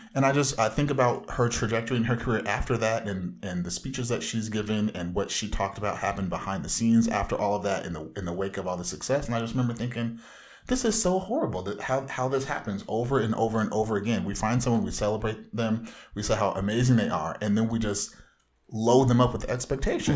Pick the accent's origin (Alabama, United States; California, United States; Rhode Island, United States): California, United States; Southern